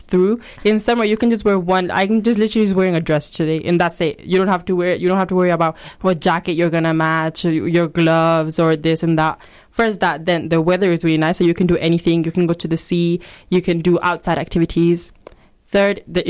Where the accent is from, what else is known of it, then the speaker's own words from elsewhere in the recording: Spain; now in United Kingdom; I've grew up there